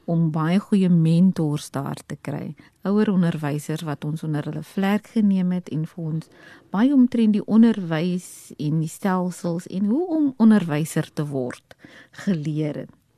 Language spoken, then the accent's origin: Afrikaans; Port Elizabeth, Eastern Cape, South Africa; moved away; Ek is oorspronklik van die Oos-Kaap. Um, ek het in Port Elizabeth groot geword.